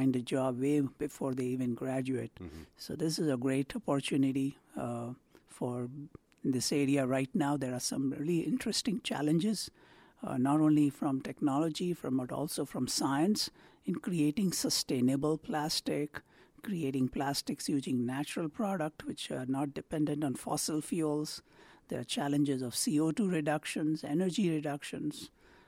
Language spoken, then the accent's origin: English; India; now in Akron, United States; I grew up in India